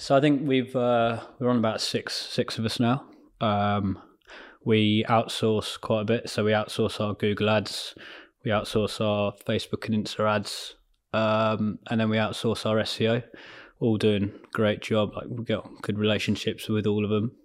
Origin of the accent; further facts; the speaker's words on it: Ascot, South East England, United Kingdom; also born or lived in London; I was born in London, um, and then moved out to, say, near Ascot, like S-, Surrey, Berkshire way, and then d-, grew up around there